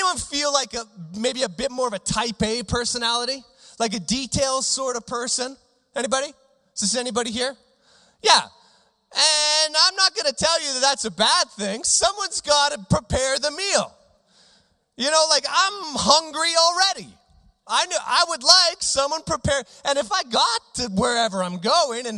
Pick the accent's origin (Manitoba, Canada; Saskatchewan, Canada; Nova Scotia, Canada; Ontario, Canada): Saskatchewan, Canada; Regina; I grew up in Regina